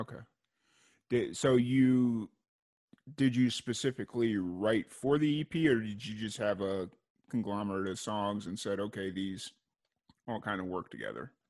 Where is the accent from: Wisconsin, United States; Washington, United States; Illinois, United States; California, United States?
Illinois, United States; Chicago; now in Waco, United States; I was growing up in Chicago.